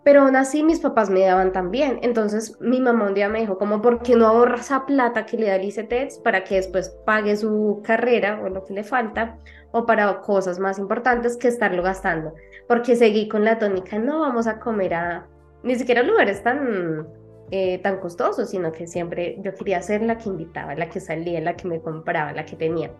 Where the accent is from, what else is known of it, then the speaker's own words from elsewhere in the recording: Colombia; … de Colombia